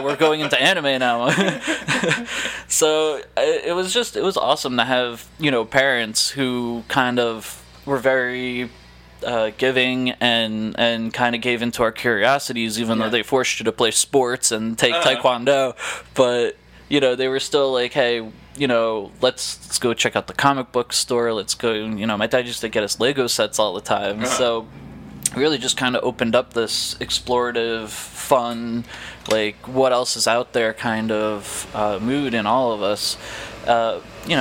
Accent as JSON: {"language": "English", "town": "Long Branch", "country": "United States", "tie": "born or raised there", "said": "I was born and raised in Long Branch"}